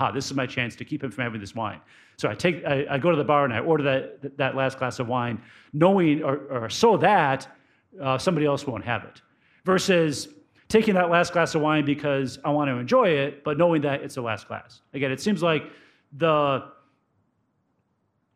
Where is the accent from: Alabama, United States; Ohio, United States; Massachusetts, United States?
Ohio, United States; Cleveland; I grew up in the Cleveland area as a Browns fan